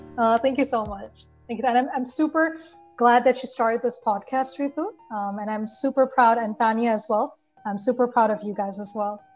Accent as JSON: {"language": "English", "country": "Bangladesh", "tie": "born or raised there", "moved": "as an adult", "lives_now": "Canada", "said": "I was born and brought up in Bangladesh. I moved to Canada about 10 years ago"}